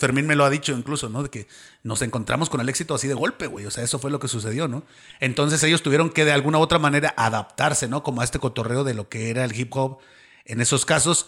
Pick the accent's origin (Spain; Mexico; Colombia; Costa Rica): Mexico; Baja California Sur; moved away as an adult; now in Mexico City, Mexico; la Baja Sur, que es donde soy yo